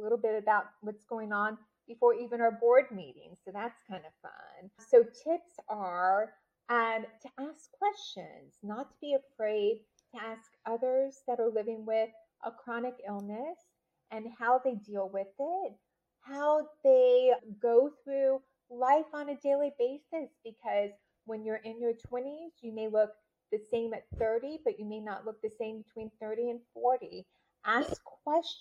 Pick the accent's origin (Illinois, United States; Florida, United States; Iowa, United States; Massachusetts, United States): Florida, United States; Tampa; also born or lived in St. Petersburg, Florida; from Tampa. So yeah. I was born in the St. Petersburg area. And Tamara and I finished our high school years in the Tampa Bay area